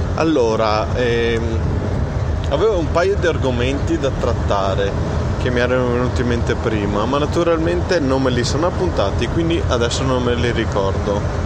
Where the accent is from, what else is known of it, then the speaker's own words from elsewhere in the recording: Italy; noi italiani